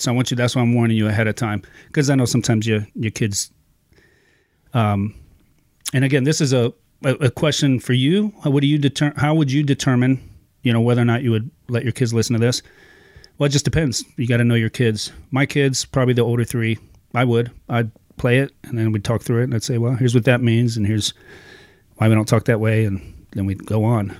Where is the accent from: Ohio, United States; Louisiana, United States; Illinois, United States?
Ohio, United States; moved away as an adult; also born or lived in California; now in Iowa, United States; I grew up in Ohio